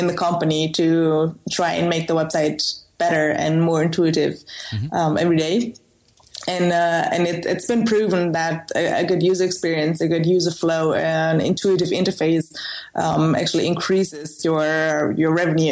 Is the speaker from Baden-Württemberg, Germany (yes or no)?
yes; Stuttgart, Baden-Württemberg, Germany; moved away as an adult; also born or lived in United States; now in Netherlands; I was originally born in the south of Germany, near Stuttgart, and that's also where I spent the most of my life.